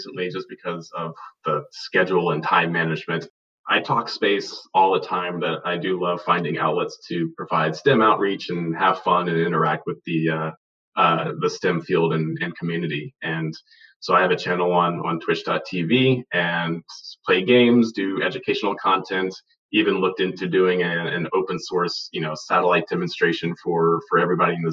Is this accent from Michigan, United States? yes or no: no; Charleston, South Carolina, United States; moved away; I'm originally from South Carolina, from Charleston, South Carolina